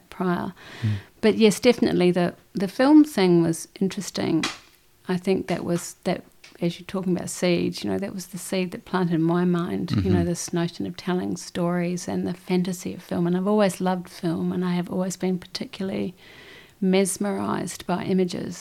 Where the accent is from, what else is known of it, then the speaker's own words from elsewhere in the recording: Christchurch, Canterbury, New Zealand; moved away as an adult; also born or lived in Dunedin, New Zealand / Indonesia; I was born in Dunedin, in obviously New Zealand. Moved to Christchurch when I was about 8 or 9. And grew up in Christchurch, left Christchurch when I was 19